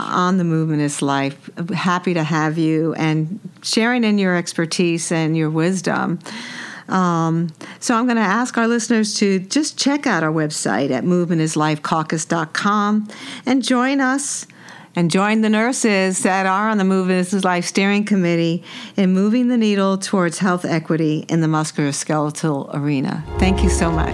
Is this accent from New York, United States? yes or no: yes; New York City, New York, United States; I was born and raised in New York City